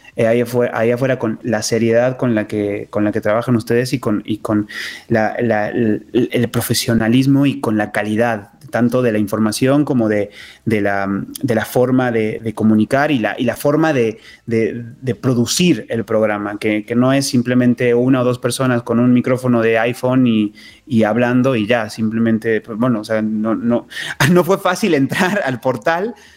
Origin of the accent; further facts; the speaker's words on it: Córdoba, Argentina; moved away; Yo, soy originario de Córdoba, Argentina